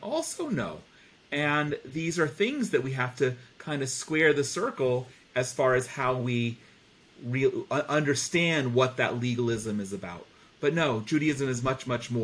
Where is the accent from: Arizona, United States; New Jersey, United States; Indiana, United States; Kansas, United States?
New Jersey, United States; I grew up in New Jersey.